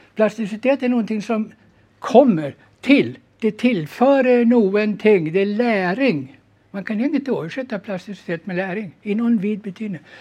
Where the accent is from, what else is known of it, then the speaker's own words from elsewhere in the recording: Sweden; moved away as an adult; now in Norway; jag är född och uppvuxen i Sverige som du säkert hör